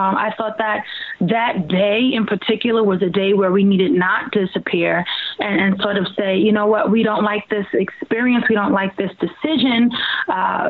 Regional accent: Long Island, New York, United States; I'm from Long Island

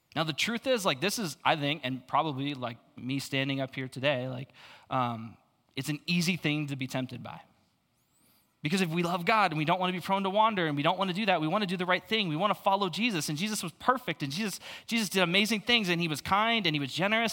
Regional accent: Phoenix, Arizona, United States; I grew up in Phoenix, though, so I'm super used to the suicide lanes

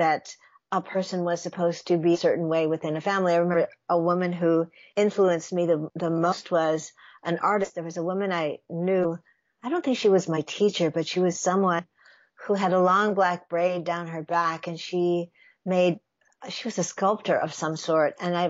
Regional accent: Detroit, Michigan, United States; moved away; also born or lived in New York; I grew up in Detroit, Michigan. Mm-hmm. My parents came from New York. And that's where I always wanted to go back to, because they were Jews from Brooklyn.

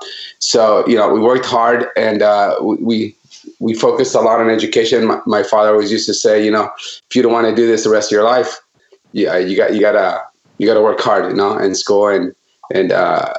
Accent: Northern California, United States; also born or lived in Jalostotitlán, Jalisco, Mexico; My family and I immigrated here when I was 5 years old to Northern California. Myself and six siblings. I grew up working in the agriculture fields of Northern California from a very young age.

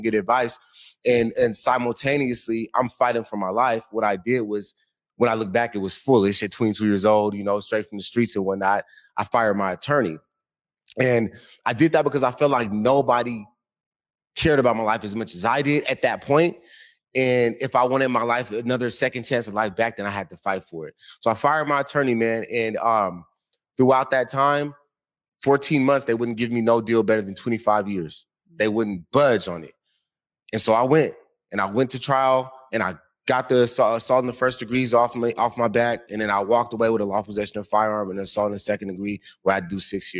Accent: Seattle, Washington, United States; also born or lived in San Antonio, Texas; Born in San Antonio, Texas, came out here when I was like 1 year old.

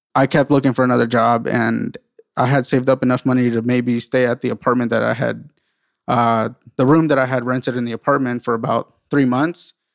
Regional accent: San Diego, California, United States; also born or lived in South Carolina; I'm originally from San Diego as well

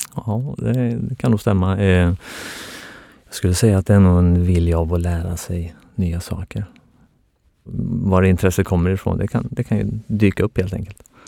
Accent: outside Norrköping, Östergötland, Sweden; jag är uppväxt eh, utanför Norrköping

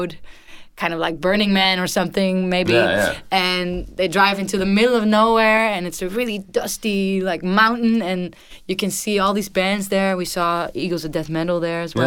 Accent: The Hague, South Holland, Netherlands; English is a second language; moved away as an adult; now in Haarlem, Netherlands; I'm from The Hague, it's where I grew up, but I just moved to Haarlem

